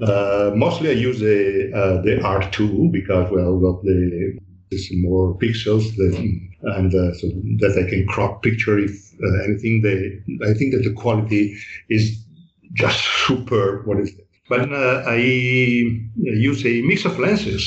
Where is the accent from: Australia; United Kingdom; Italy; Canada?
Italy; moved away as an adult; Then went back to live to Italy for, say, 12 years, so from the 90s, 96 to 2008. And while I was in Italy, I had running two studios. First, I opened, say, a small photography shop of photography in my hometown.